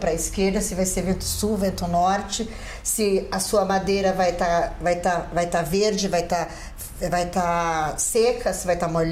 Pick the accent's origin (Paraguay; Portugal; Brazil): Paraguay; born there; É, fomos, é, nasci no Paraguai, mas fui naturalizada brasileira.